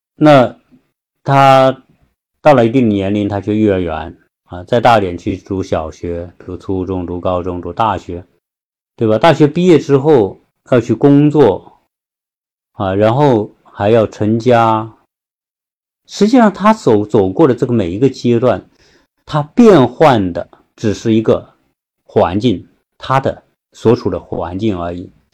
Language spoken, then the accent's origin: Chinese; China; 我们中国人